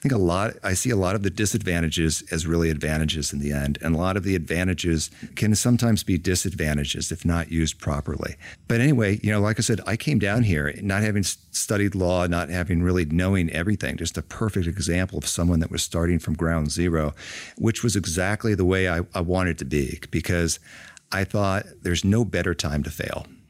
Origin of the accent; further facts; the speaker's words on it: Illinois, United States; moved away as an adult; now in Georgia, United States; growing up in Illinois